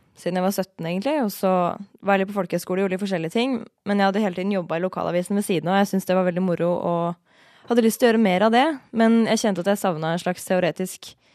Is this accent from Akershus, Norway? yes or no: no; Indre Østfold, Norway; moved away; jeg jobba i en lokalavis hjemme i Indre Østfold